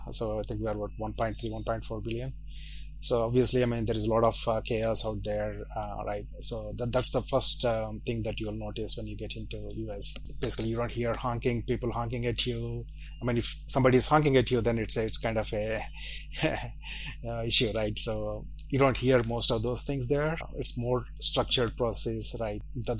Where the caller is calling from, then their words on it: Hyderabad, Telangana, India; I'm calling from India, a southern part of India called a place called Hyderabad.